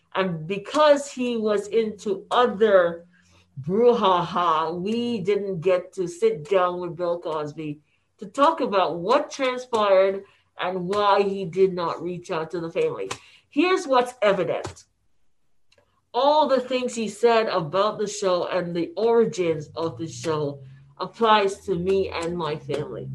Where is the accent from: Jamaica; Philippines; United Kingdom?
Jamaica; now in United States; Because we were born in Jamaica, we call ourselves West Indians